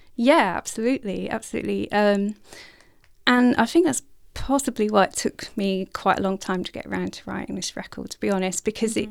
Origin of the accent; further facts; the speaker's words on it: North Norfolk, East of England, United Kingdom; in North Norfolk near the coastline